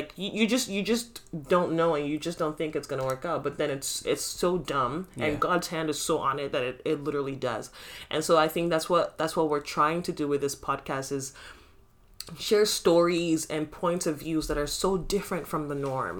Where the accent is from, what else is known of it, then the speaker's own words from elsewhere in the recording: Nigeria; now in Canada; I love being Nigerian so much